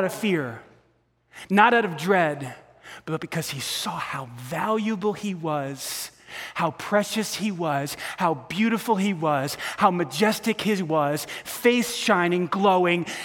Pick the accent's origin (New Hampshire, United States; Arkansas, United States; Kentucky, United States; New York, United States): New York, United States; I grew up in New York